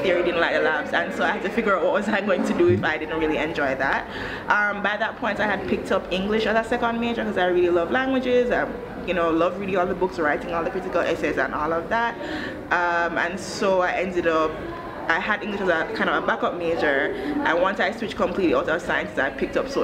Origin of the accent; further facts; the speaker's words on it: Jamaica; moved away as an adult; also born or lived in United States / New York / Ghana; now in Rwanda; I was born and raised in Jamaica